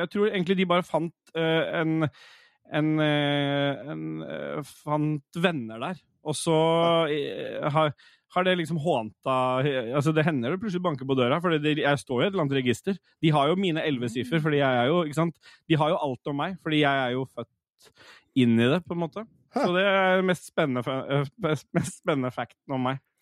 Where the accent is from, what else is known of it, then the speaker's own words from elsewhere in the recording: Oslo, Norway; har jeg på en måte bare bodd i en sånn blokkleilighet sånt, øh, oppe på Lambertseter